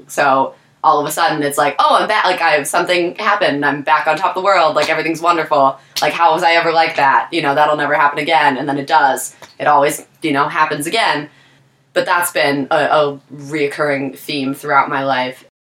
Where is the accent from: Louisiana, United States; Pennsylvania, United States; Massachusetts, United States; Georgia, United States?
Pennsylvania, United States; Taylor; moved away as an adult; also born or lived in Scranton, Pennsylvania; now in Philadelphia, United States; born in Scranton, raised in Taylor.